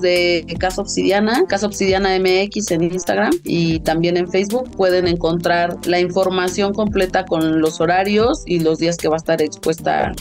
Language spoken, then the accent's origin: Spanish; Teotihuacan Valley, State of Mexico, Mexico; Somos originarios del Valle de Teotihuacán, mi hermano y yo, mi familia